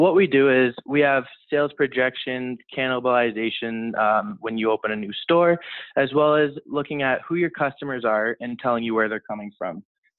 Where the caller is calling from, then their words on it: Toronto, Ontario, Canada; I'm calling from Toronto.